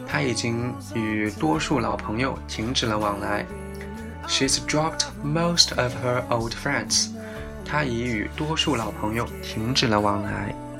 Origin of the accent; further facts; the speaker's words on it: China; 我们中国人